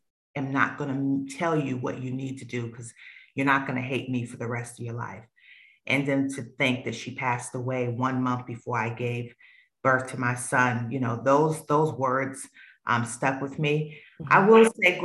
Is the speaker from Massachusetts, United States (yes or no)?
yes; Boston, Massachusetts, United States; moved away as an adult; now in Charlotte, United States; growing up in Roxbury, there were a lot of challenges and influences